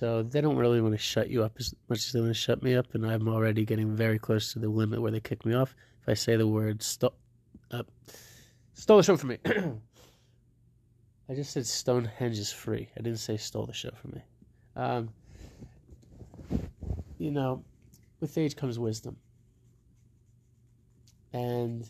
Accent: New Jersey, United States; now in Denver, United States; I'm from New Jersey.

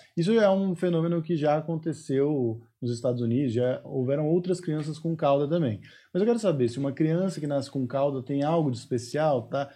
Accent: Osasco, São Paulo, Brazil; eu sou de Osasco

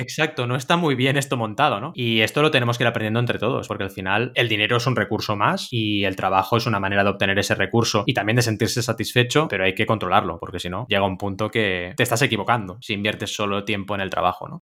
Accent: Barcelona, Catalonia, Spain; also born or lived in Mar del Plata, Argentina; como buen argentino de nacimiento, porque yo nací en Mar del Plata y llegué a Barcelona a los 8 años

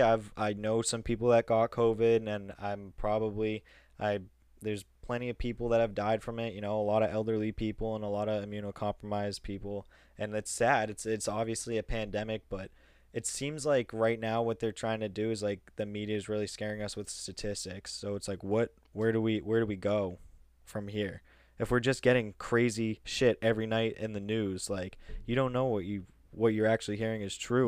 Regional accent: Massachusetts, United States; we're from Massachusetts

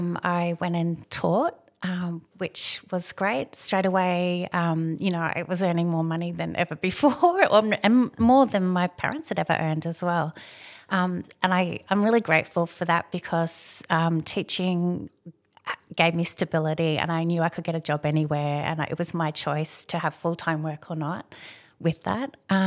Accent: Redlands, Queensland, Australia; So when I grew up in the Redlands, and so now it's all part of Brisbane, but back then it was very much a little rural farming region.

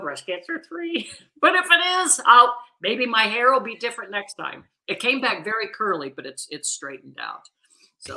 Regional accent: Missouri, United States; I'm from Missouri

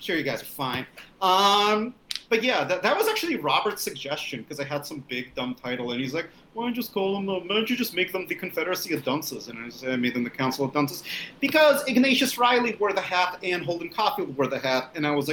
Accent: Russia; now in United States; I'm from the Soviet Union. I mean, I'm born from Russia. It's something I'm very proud of, being a Russian immigrant in the United States

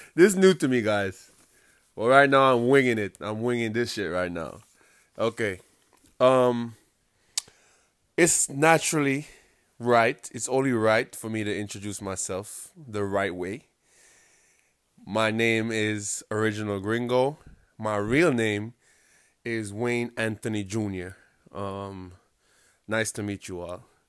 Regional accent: Kingston, Jamaica; accent: Jamaican; I was born and raised in Kingston, Jamaica, in a small, small little community called Walton Park Road.

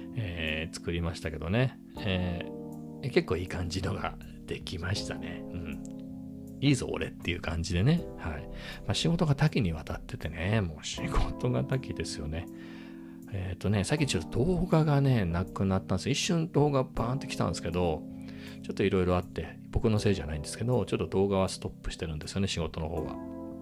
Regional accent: Japan; first language Japanese; 日本語の日本語の日本人の僕

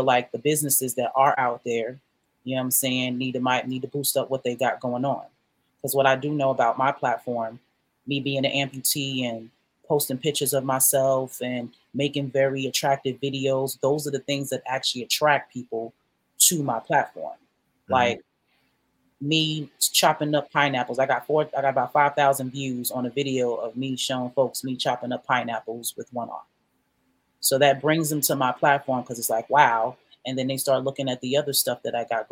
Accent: New York City, New York, United States; now in Macon, United States; I grew up on Jamaica

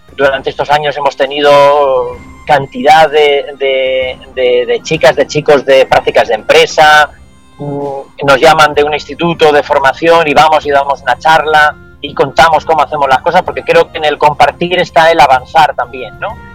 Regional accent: Asturias, Spain; also born or lived in Valoria, Valladolid; now in Valladolid, Spain; soy asturiano y siempre estoy pensando en, volver a Asturias, en regresar

